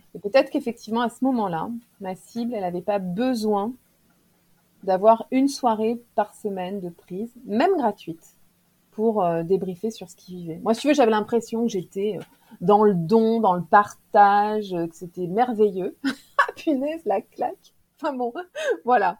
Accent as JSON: {"language": "French", "town": "Clermont-Ferrand", "region": "Auvergne-Rhône-Alpes", "country": "France", "said": "moi je suis de Clermont-Ferrand"}